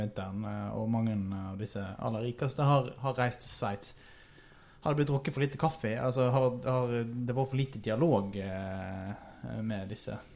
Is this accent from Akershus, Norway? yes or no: no; Sunnmøre, Møre og Romsdal, Norway; som sunnmøring og far av en bedriftseier